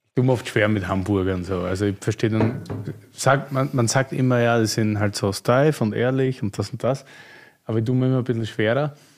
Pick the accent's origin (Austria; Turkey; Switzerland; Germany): Austria; Graz, Styria; moved away; meiner Heimat, Steiermark